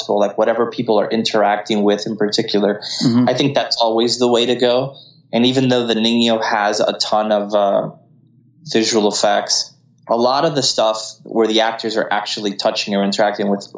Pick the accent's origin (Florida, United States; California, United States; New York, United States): Florida, United States; Miami; also born or lived in Colombia; now in Los Angeles, United States; I was raised in Miami